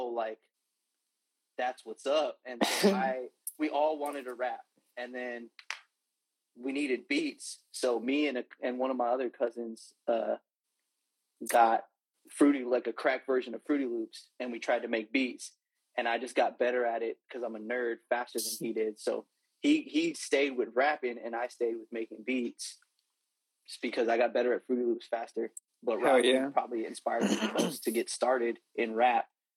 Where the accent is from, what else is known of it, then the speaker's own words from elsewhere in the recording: Fresno, California, United States; I'm from Fresno, California, born and raised, the 559